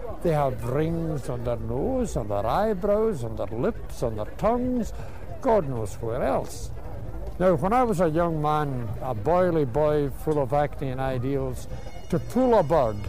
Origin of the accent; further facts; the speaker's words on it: Scotland, United Kingdom; I am Scottish